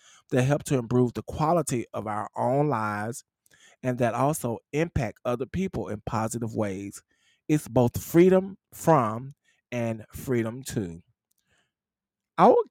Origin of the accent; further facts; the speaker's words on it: the South, United States; I'm from the South